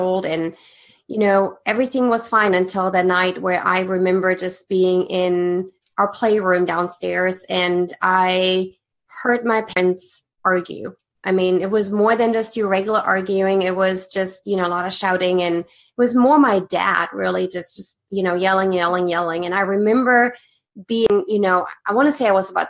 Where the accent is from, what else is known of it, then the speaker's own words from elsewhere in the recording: Germany; English is a second language; moved away as an adult; I was born and raised in Germany